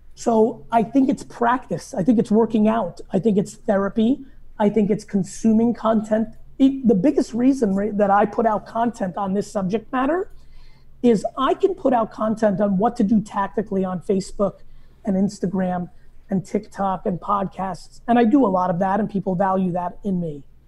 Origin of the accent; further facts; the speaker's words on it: New Jersey, United States; also born or lived in Soviet Union; I grew up in New Jersey